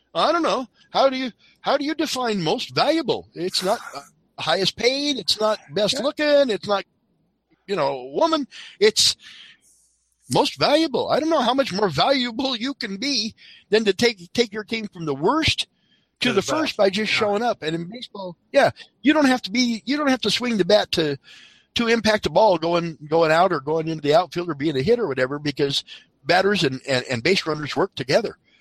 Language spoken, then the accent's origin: English; Colorado, United States; I'm from Colorado.